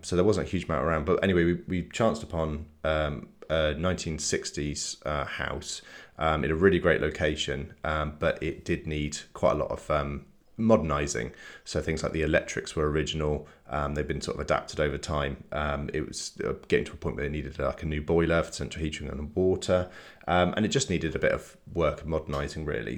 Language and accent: English; Salisbury, South West England, United Kingdom; moved away as an adult; now in Bath, United Kingdom; we're from Salisbury originally. We moved to Bath, like, nearly ten years ago.